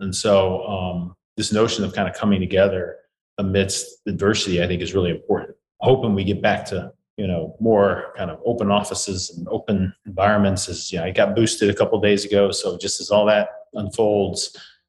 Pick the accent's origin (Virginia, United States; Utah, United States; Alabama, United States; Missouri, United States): Missouri, United States; St. Louis; I'm from St. Louis